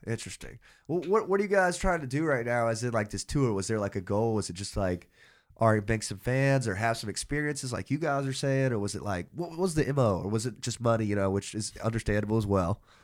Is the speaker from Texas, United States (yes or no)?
no; Athens, Georgia, United States; I'm from Athens